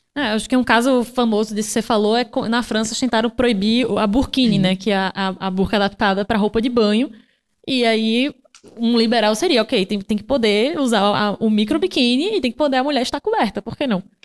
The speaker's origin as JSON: {"language": "Portuguese", "town": "Recife", "region": "Pernambuco", "country": "Brazil", "moved": "yes", "lives_now": "São Paulo, Brazil", "said": "Recife, que é de onde eu sou"}